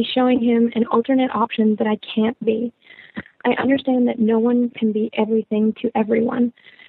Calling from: Canada; I'm calling from Canada. I'm a 28-year-old heteroflexible female

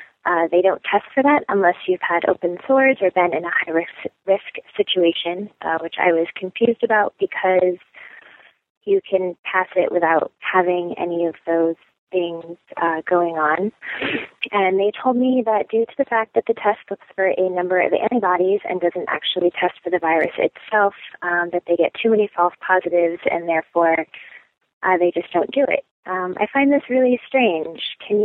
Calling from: East Coast, United States; I am calling from the East Coast after a visit to Planned Parenthood

